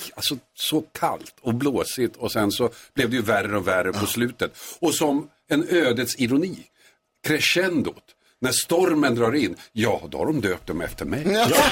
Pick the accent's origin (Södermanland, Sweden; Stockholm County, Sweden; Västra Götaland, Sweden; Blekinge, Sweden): Stockholm County, Sweden; Tumba; I Tumba utanför Stockholm